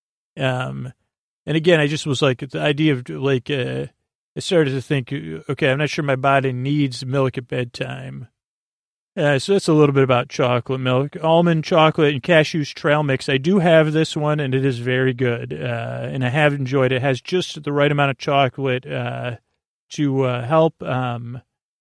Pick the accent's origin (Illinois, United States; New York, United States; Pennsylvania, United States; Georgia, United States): New York, United States; moved away; I grew up in the New York area, New York State